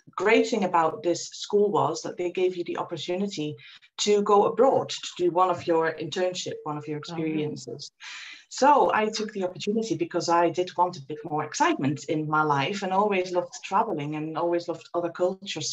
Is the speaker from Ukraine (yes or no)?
no; Netherlands; I was born and I grew up in the Netherlands